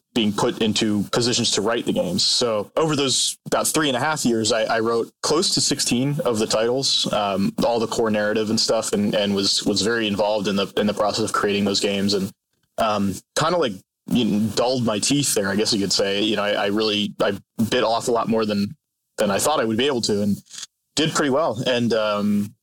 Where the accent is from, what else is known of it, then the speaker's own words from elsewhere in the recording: Hanover, Pennsylvania, United States; moved away as an adult; now in Los Angeles, United States; I grew up in Hanover, Pennsylvania, and I did, in fact, work at the Utz factory in the summers.